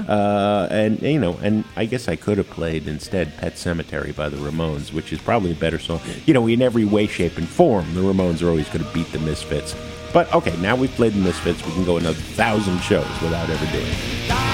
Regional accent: Jersey City, New Jersey, United States; I was from Jersey City, yeah. fellow Jersey boys

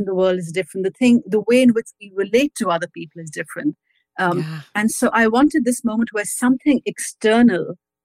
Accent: Pakistan; moved away as an adult; also born or lived in United States; now in London, United Kingdom; I grew up in Pakistan where we never said just politics. And then I came to America for university

